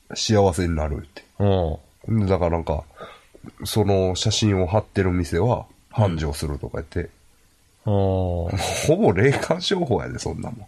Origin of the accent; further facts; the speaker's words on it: Ashiya, Hyogo, Japan; 僕も芦屋出身ですから、はい、西宮神社にはまあ、まあ、よう、よう行ったというか、ちっちゃい頃からね